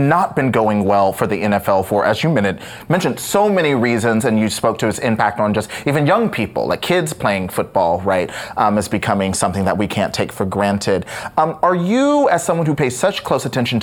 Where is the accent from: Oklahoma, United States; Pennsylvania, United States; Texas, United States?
Texas, United States; I grew up in Texas